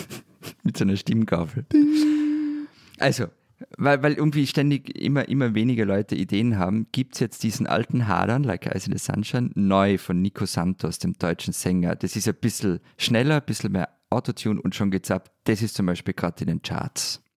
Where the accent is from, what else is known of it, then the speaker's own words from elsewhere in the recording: Austria; Ich bin Österreicher